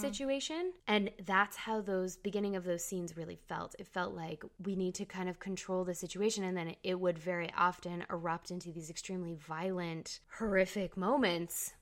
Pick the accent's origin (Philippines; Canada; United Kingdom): Canada; I'm Canadian